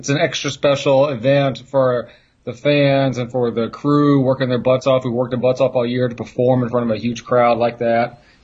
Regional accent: Dallas, Texas, United States; moved away as an adult; also born or lived in North Carolina / Phoenix; now in Chicago, United States; I grew up in Dallas on the Von Erichs and the Freebirds

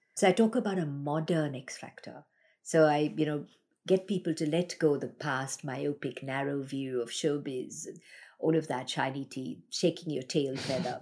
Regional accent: Mumbai, Maharashtra, India; moved away as an adult; now in Australia; I grew up in Bombay, India

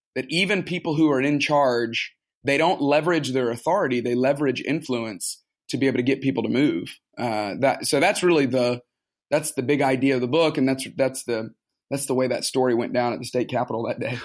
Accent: Tuscaloosa, Alabama, United States; moved away as an adult; now in Atlanta, United States; I grew up in Tuscaloosa, Alabama.

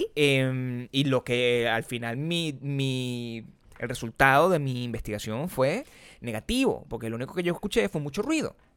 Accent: Venezuela; accent: Venezuelan; moved away; yo me fui de Venezuela

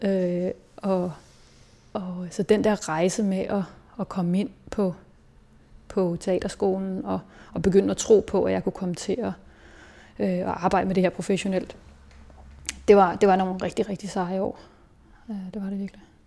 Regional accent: Hillerød, Capital Region of Denmark, Denmark; also born or lived in Berlin; jeg er vokset op i Hillerød, som ligger nord for, nord for København

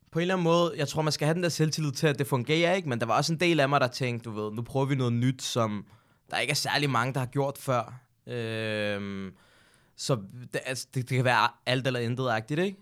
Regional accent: Hundige, Zealand, Denmark; also born or lived in Birkerød; jeg er egentlig opvokset i et øh, almindeligt boligbyggeri i Hundi

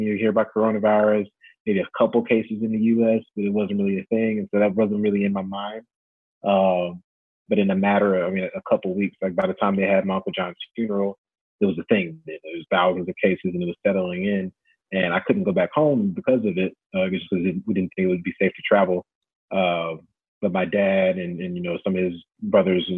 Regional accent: Ferguson, Missouri, United States; moved away as an adult; now in Las Vegas, United States; I'm from Ferguson, Missouri.

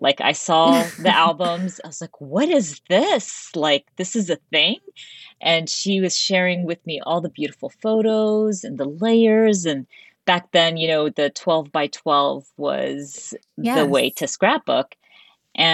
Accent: United States; also born or lived in Dubai; So today I'm always, the first thing I say, I'm Arab American, and I'm very mm-hmm. proud of it.

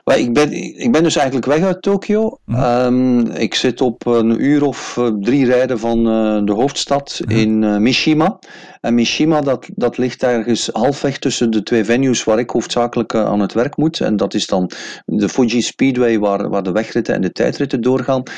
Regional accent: Belgium; als Belg

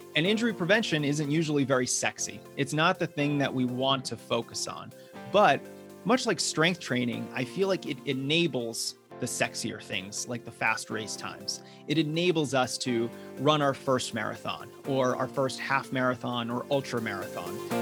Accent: Massachusetts, United States; now in Denver, United States; I'm originally from the East Coast, grew up in Massachusetts, although now I'm running uh, here in Colorado. I live in Denver

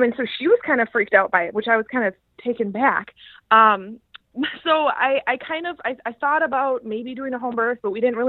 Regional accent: Madison, Wisconsin, United States; I am from Madison, Wisconsin. And me and my husband are actually born and raised in Madison

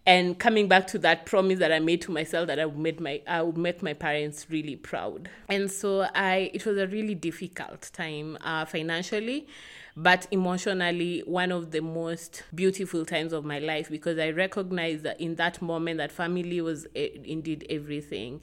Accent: Kisumu, Kisumu County, Kenya; I'm from Kisumu, uh, from the Luo tribe. I grew up here in Kisumu.

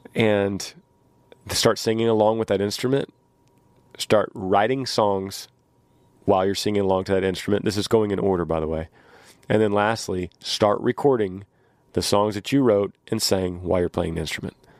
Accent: Austin, Texas, United States; we're from Austin, Texas

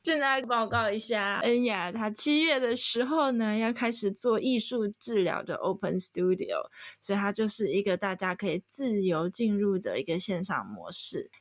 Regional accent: Taiwan; moved away; 回去台湾工作

